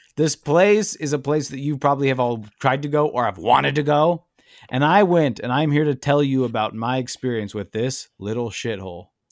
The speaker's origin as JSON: {"language": "English", "town": "Chicago", "region": "Illinois", "country": "United States", "tie": "born or raised there", "said": "when I was growing up in Chicago"}